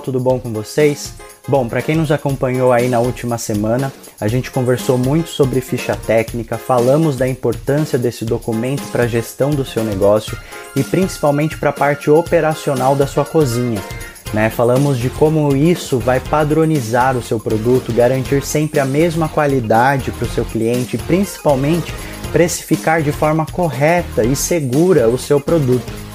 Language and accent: Portuguese; interior of São Paulo, Brazil; moved away as an adult; Eu sou do interior de São Paulo